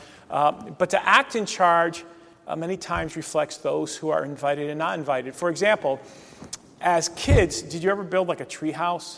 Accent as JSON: {"language": "English", "region": "Northeast Ohio", "country": "United States", "tie": "born or raised there", "said": "where I grew up in Northeast Ohio"}